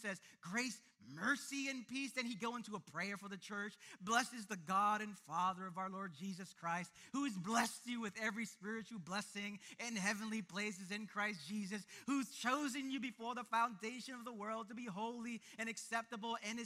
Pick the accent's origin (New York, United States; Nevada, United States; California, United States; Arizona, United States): New York, United States; New York City; I was born and raised in the East New York part of this city, the East New York, Brooklyn part